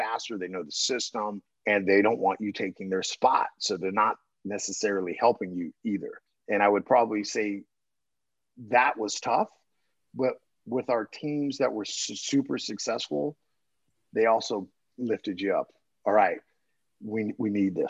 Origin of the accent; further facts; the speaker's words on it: New Mexico, United States; moved away; also born or lived in Venezuela / Argentina / Turkey / France; I grew up in New Mexico